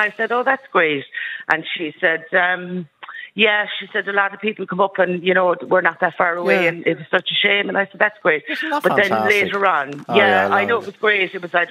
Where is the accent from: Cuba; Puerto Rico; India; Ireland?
Ireland; I said, well, from the south.